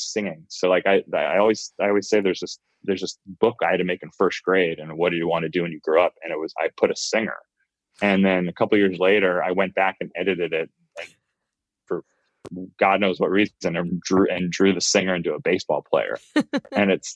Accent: San Diego, California, United States; now in Los Angeles, United States; I was born in Los Angeles, but I was raised in San Diego

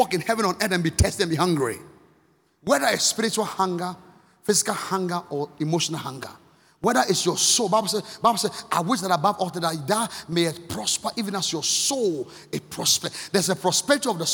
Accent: Akim Oda, Eastern Region, Ghana; moved away; also born or lived in Accra, Ghana; the one we're growing up in Akimoda

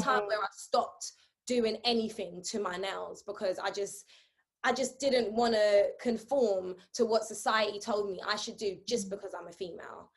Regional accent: New York City, New York, United States; now in London, United Kingdom; growing up in Brooklyn

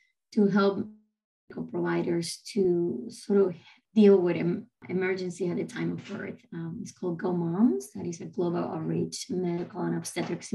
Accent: Caracas, Capital District, Venezuela; English is a second language; moved away as an adult; now in United States; I'm originally from Caracas, Venezuela. I did my medical school there. So, and then I came to the States late 90s.

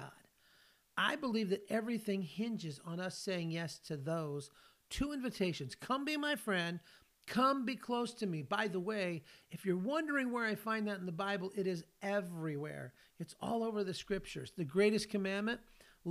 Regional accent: California, United States; moved away as an adult; now in Tennessee, United States; I live in Tennessee, but I grew up in California

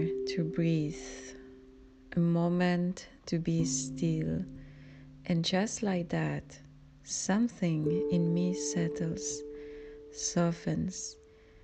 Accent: Spain; English is a second language; now in Germany; I grew up in Spain, and I'm Spanish Filipina living in Germany.

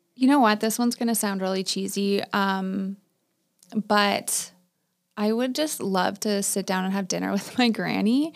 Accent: Waterloo, Ontario, Canada; also born or lived in Palmerston; I grew up in Waterloo

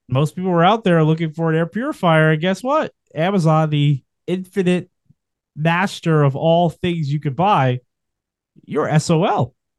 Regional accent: New York, United States; as a New Yorker

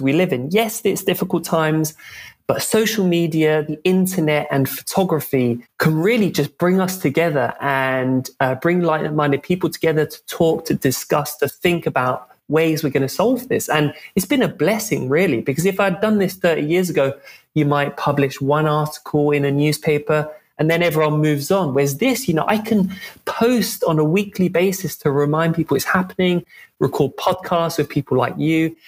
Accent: London, United Kingdom; moved away as an adult; also born or lived in Scotland; I grew up in Western Europe to French and English parents, but I grew up in London mostly, in the capital of the UK.

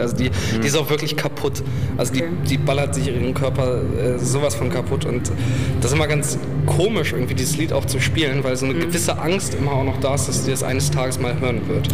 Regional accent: Alfeld, Lower Saxony, Germany; moved away as an adult; also born or lived in Kassel; ich bin in der Nähe von Hameln aufgewachsen, nämlich in Alfeld und äh, bin da zur Schule gegangen

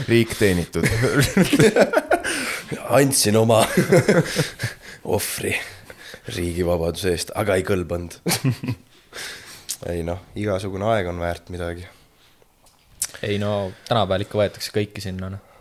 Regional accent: Tartu, Tartu County, Estonia; ja ma olen Tartust, ma olen kakskümmend kuus

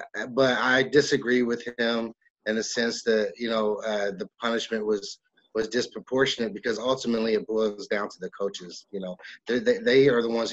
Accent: Dallas, Texas, United States; I'm from Dallas as well

